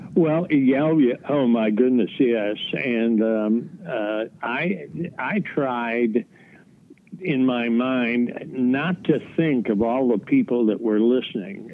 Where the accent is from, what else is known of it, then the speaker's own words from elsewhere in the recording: Chicago, Illinois, United States; I grew up in Chicago or a suburb of Chicago